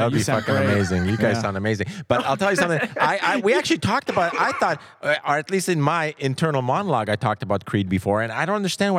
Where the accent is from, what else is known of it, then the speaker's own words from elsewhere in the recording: Canada; as a Canadian.